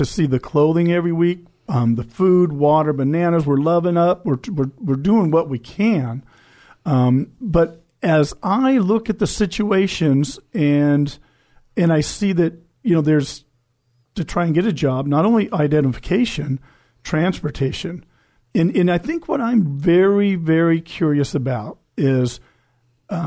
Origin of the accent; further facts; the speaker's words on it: El Cajon, California, United States; I was born in El Cajon